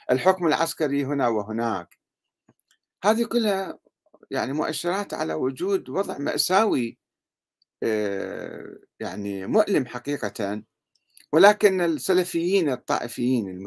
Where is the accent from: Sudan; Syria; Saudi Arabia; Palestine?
Sudan; في في انقلابات عسكرية عندنا بالسودان مثلا انقلاب عسكري والشعب السوداني يناضل من أجل حريته وإرادته وكرامته